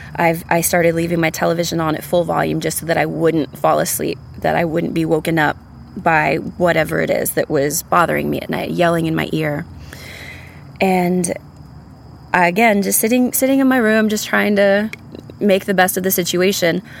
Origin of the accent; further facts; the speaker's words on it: San Antonio, Texas, United States; now in Austin, United States; I'm originally from San Antonio, Texas. I've lived in Austin for the better part of 15 years now